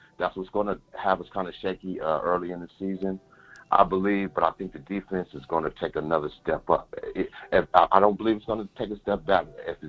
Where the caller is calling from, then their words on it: Las Vegas, Nevada, United States; This is I'm calling from Las Vegas.